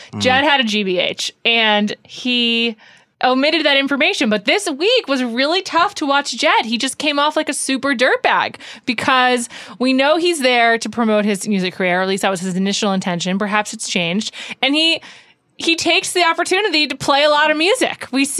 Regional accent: New York, United States; I'm from the Upper West Side?

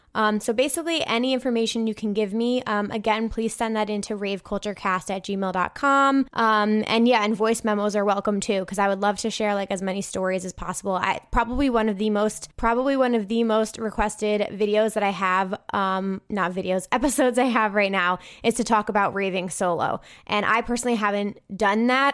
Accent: New Jersey, United States; I'm not from Minnesota. I'm from New Jersey

